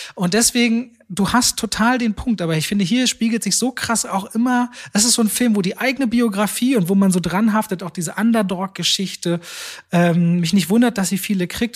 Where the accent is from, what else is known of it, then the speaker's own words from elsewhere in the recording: Germany; ich bin unter verhältnismäßig in Deutschland sehr ärmlichen Bedingungen aufgewachsen